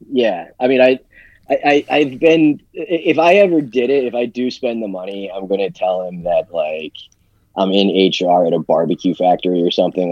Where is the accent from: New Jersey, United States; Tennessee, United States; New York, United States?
New Jersey, United States; Smithville; I grew up in Smithville. Went to Holy Spirit High School